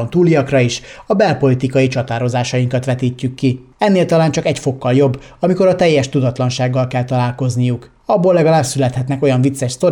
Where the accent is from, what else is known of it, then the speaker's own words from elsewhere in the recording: Hungary; Magyarországról jöttünk, tehát magyarok vagyunk, tiszta sor.